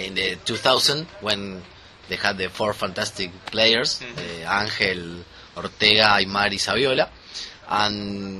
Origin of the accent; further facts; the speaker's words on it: Argentina; English is a second language; now in Buenos Aires, Argentina; I'm not from Buenos Aires, I'm from another province.